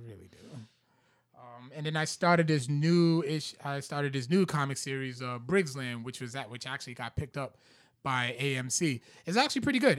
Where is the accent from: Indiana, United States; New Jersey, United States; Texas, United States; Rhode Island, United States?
Rhode Island, United States; Providence; Eddy Street, which is, like, up the street from where I grew up